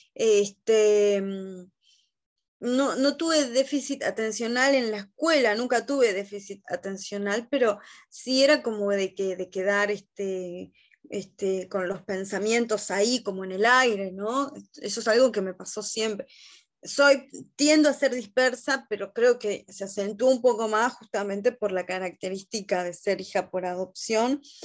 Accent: Montevideo, Uruguay; yo nací acá en Montevideo, en Uruguay, en el año 1982

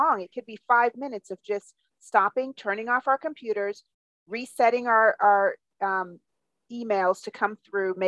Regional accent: Jamaica; I'm from Jamaica, so I too had that role model of watching my mom

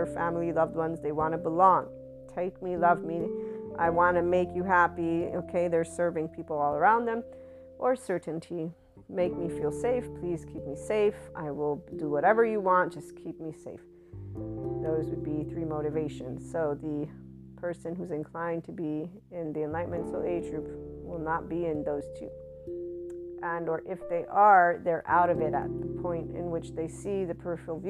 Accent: United States; I'm an American Italian white woman

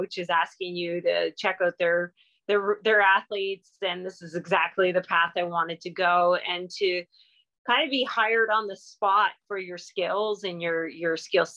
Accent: Southern Ontario, Canada; moved away as an adult; also born or lived in Eganville, Ontario; I'm from Southern Ontario and I've been here, you know, 17 years now

